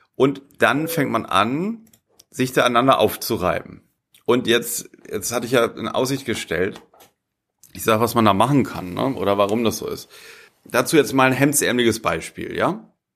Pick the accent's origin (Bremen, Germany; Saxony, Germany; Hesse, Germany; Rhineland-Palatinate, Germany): Bremen, Germany; moved away; ich bin in Bremen geboren, ne, ich stamme aus Bremen